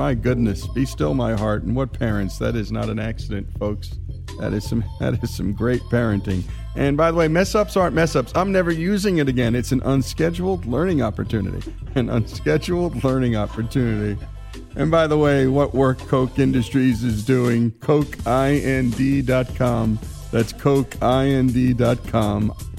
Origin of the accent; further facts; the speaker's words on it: near Passaic, New Jersey, United States; it all starts not far from my hometown, and not far from Robbie's hometown, too, a town called Passaic, New Jersey.